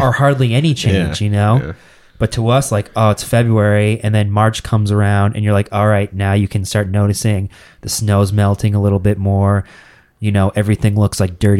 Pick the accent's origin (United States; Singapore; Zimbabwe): United States; Massachusetts; From Massachusetts